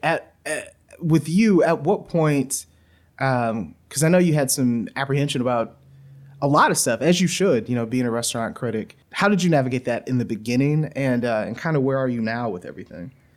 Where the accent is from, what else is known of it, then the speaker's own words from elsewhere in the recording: Louisiana, United States; moved away; I grew up in Louisiana